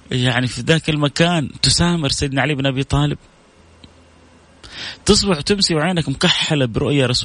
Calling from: Sweden; أنا من السويد ممكن تحدثنا عن الصبر على على على المصيبة

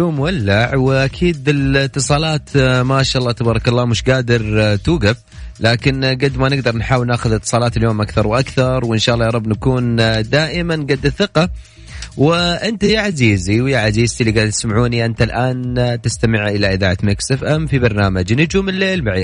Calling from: Mecca, Makkah Province, Saudi Arabia; من مكة

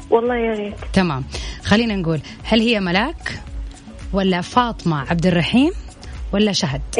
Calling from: Jeddah, Makkah Province, Saudi Arabia; من جدة الله يسلمك

